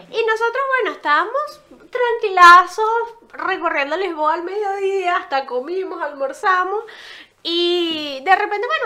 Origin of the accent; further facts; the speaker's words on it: Venezuela; now in Uruguay; somos de Venezuela, pero vivimos en, Uruguay.